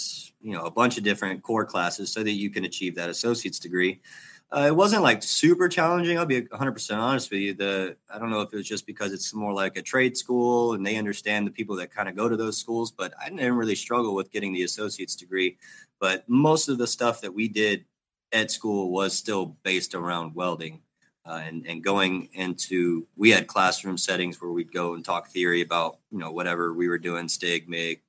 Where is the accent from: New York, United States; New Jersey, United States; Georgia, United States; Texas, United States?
Texas, United States; Jacksonville; also born or lived in Dallas, Texas; I'm from Jacksonville, Texas, small town over there by Tyler, Longview area